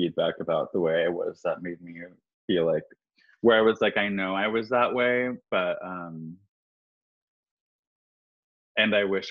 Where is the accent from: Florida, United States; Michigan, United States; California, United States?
California, United States; born or raised there; moved away